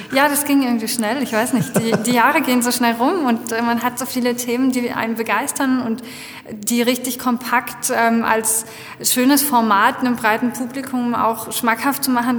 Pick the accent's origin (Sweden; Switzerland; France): France; moved away; ich bin in Frankreich aufgewachsen